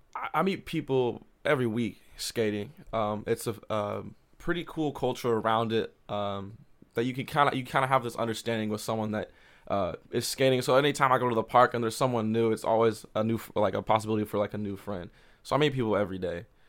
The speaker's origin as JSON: {"language": "English", "town": "Columbia", "region": "Missouri", "country": "United States", "tie": "born or raised there", "also_born_or_lived": "Oklahoma / Jefferson City, Missouri", "said": "I, grew up in Columbia, and I've always loved it here"}